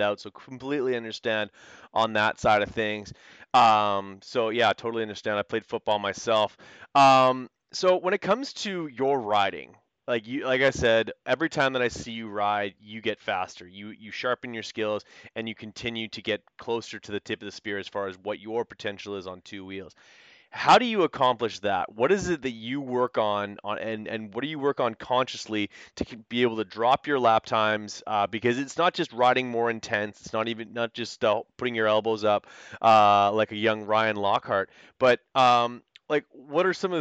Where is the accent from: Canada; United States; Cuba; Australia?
Canada; being Canadian